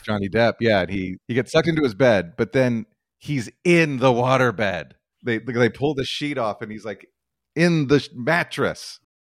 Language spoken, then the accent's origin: English; Albuquerque, New Mexico, United States; moved away; I'm originally from Albuquerque, New Mexico, and I, uh, I went to university there